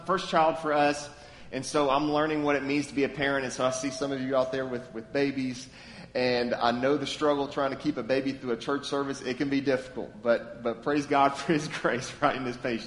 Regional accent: Lexington, Kentucky, United States; now in Memphis, United States; I'm from Lexington, Kentucky, born and raised.

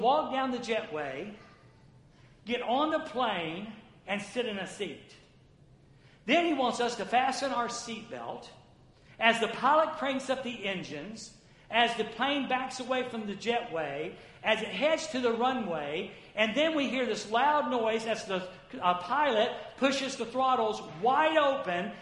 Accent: the South, United States; I grew up in the South.

